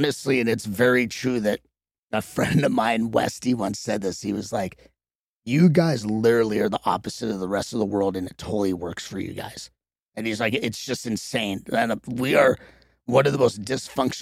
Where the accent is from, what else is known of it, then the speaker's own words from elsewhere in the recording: Los Angeles, California, United States; growing up there, we just call it Venice